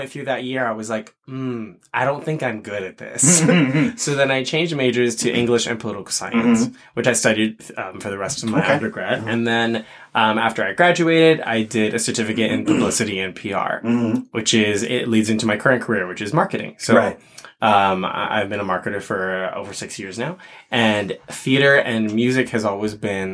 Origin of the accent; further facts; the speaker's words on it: Toronto, Ontario, Canada; I grew up here. I grew up in Toronto? I grew up in Scarborough.